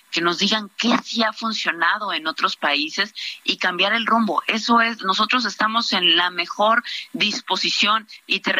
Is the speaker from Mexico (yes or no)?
yes; Veracruz, Mexico; Yo soy veracruzana y te puedo decir que en los momentos más complicados de inseguridad, seguridad en mi estado, la Marina y el Ejército son los que han sacado adelante mi estado.